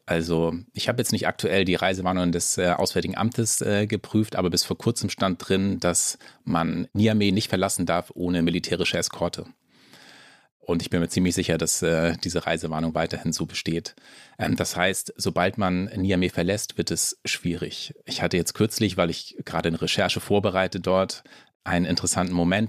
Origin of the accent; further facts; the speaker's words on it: Schleswig-Holstein, Germany; als Norddeutscher, also ich bin in Schleswig-Holstein aufgewachsen